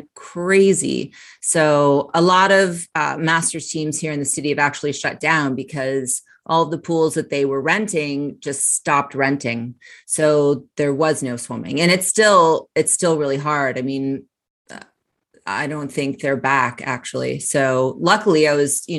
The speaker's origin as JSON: {"language": "English", "region": "Connecticut", "country": "United States", "also_born_or_lived": "North Carolina", "moved": "yes", "said": "I'm from Connecticut. So I swam for club teams in Connecticut"}